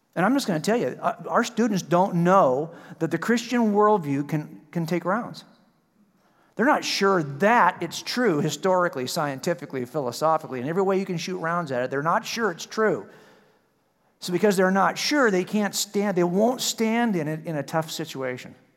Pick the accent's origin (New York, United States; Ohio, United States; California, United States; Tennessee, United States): California, United States; I'm from California